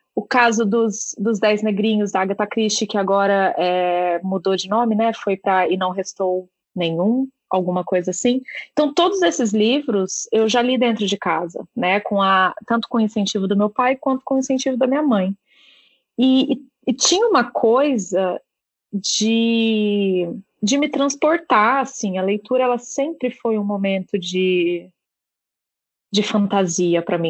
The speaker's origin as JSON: {"language": "Portuguese", "region": "Minas Gerais", "country": "Brazil", "tie": "born or raised there", "also_born_or_lived": "São Paulo / Curitiba", "moved": "as an adult", "lives_now": "Ireland", "said": "Eu, eu cresci em Minas, fui fazer faculdade no interior de São Paulo, aí depois fui trabalhar em Curitiba, fui trabalhar em São Paulo, fiz uma parada fora do Brasil por um tempo, voltei para São Paulo e agora tô, tô aqui na Irlanda."}